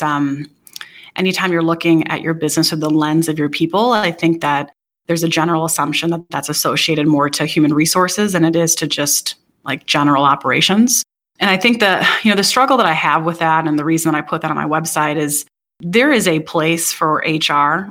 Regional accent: Wisconsin, United States; So I grew up in Wisconsin, graduated University of Wisconsin-Madison

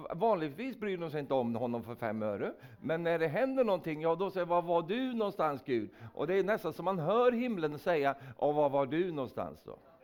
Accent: Sweden; jag är en vänlig svensk

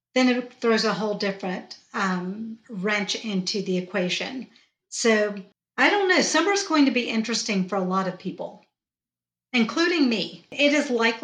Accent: Georgia, United States; accent: Georgia twang; I was born and raised in the South. As you can tell, I have my Georgia twang going on right now.

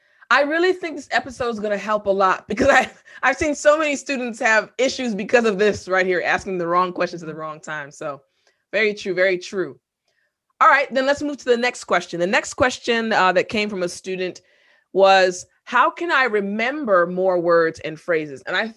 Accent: United States; accent: American; of course, I have an American accent, clearly, but I've been told that my accent is more like quote unquote standard.

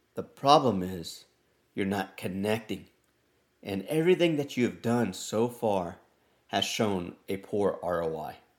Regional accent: Texas, United States; I'm from Texas and I would be a proud Tejano

